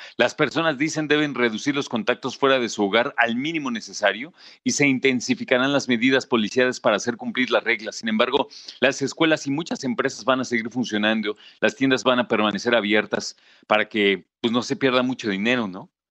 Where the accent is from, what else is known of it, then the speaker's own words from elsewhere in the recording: Mexico; como mexicano